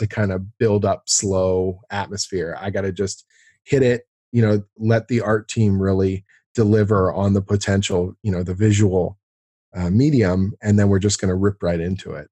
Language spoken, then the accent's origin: English; Canada; also born or lived in Toronto; I'm a Canadian storyteller, I guess you'd call it, like a writer, uh, uh, based here in Toronto